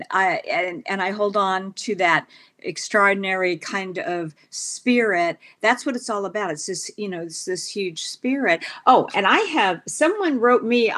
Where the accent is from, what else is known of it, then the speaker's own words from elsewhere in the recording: New York, United States; I'm from New York